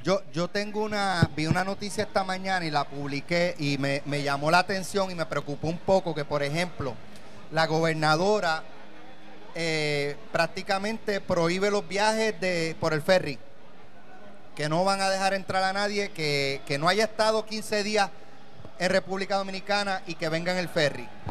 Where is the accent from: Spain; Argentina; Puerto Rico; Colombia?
Puerto Rico; Yo soy, boricua